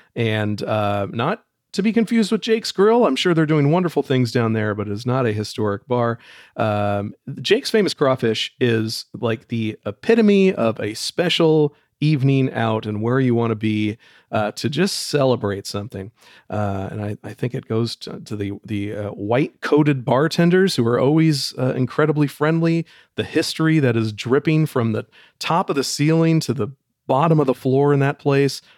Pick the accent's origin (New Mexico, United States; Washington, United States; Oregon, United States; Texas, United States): Oregon, United States; Portland; I've lived here my whole life